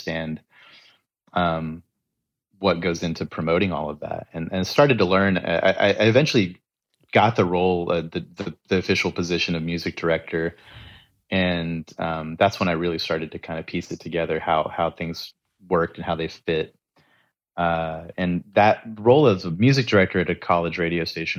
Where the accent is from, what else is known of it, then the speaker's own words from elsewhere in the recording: Texas, United States; I grew up in Texas